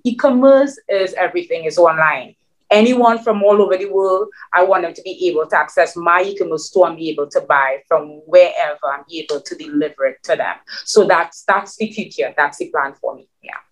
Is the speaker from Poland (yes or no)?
no; Trinidad & Tobago; English is a second language; moved away as an adult; now in New York City, United States; my Trinidadian mix